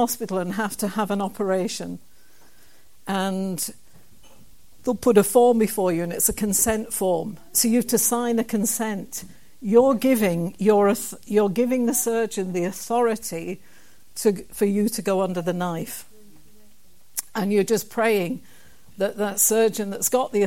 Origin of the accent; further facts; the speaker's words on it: Kilbirnie, Scotland, United Kingdom; the town that I come from, a wee town called Kilburnie